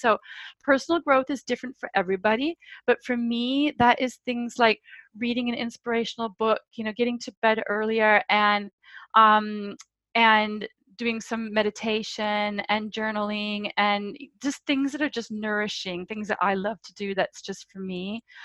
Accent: United States; now in London, United Kingdom; I'm American

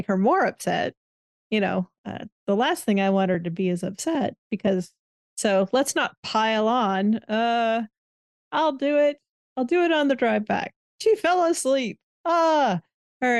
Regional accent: Midwest, United States; now in US South; That's the Midwesterner in me.

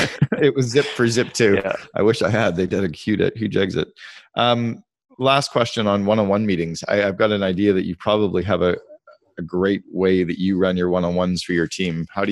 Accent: Sudbury, Ontario, Canada; Yeah, I grew up in Sudbury, up in Northern Ontario.

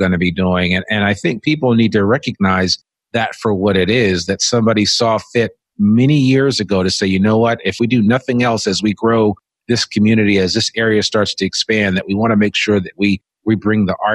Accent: outside of New York City, United States; now in Northwest Arkansas, United States; I grew up outside of New York City

